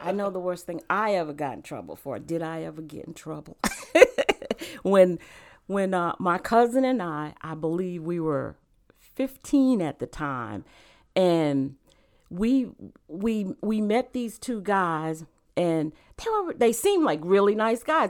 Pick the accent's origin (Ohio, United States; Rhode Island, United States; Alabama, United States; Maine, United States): Rhode Island, United States; moved away as an adult; also born or lived in South Carolina / Virginia; now in North Carolina, United States; I actually grew up in Rhode Island. Um, I was born in South Carolina, but I, I w, I, we moved to Rhode Island when I was a baby, and I actually grew up in Rhode Island.